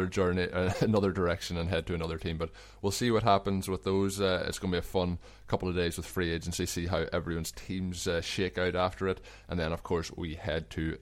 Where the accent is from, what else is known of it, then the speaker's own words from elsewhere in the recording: Ireland; moved away; as Irish sporting fans